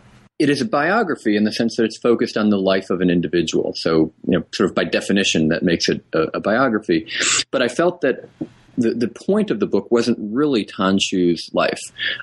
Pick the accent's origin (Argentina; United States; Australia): United States; New England; born or raised there